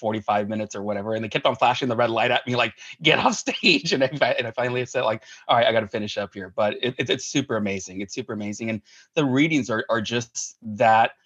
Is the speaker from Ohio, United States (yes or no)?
no; Hacienda Heights, California, United States; also born or lived in Hollywood, California; I was born in Hollywood, California, and we were raised in Hacienda Heights, California